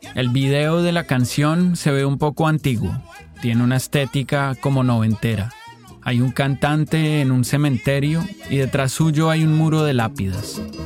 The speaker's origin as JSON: {"language": "Spanish", "country": "Colombia", "tie": "born or raised there", "said": "Yo crecí en Colombia, donde esta música es bien popular"}